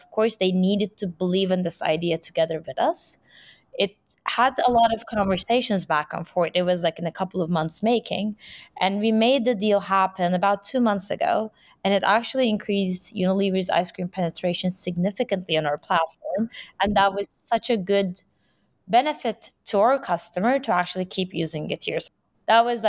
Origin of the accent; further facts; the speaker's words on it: Istanbul, Turkey; moved away as an adult; now in New York, United States; born and raised in Istanbul, I've been living there for majority of my life.